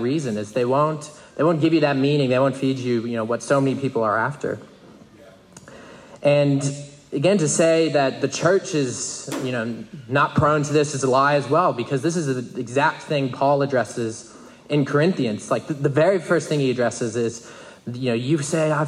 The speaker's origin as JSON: {"language": "English", "country": "United States", "said": "I'm an American"}